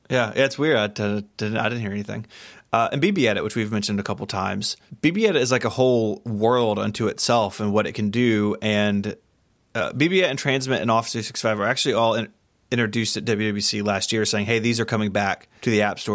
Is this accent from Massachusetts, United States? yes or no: no; Tennessee, United States; I'm from Tennessee